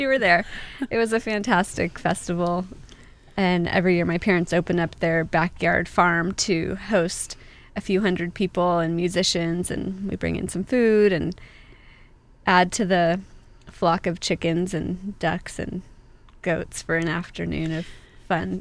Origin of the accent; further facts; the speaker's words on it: San Clemente, California, United States; also born or lived in Laguna Hills / Laguna Beach / Trabuco Canyon; I was born in San Clemente, and I have pretty much a typical Orange County upbringing.